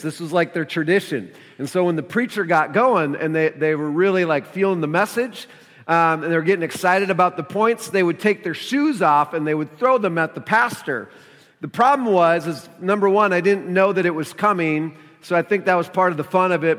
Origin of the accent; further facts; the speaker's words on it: Minnesota, United States; moved away; I'm from Minnesota originally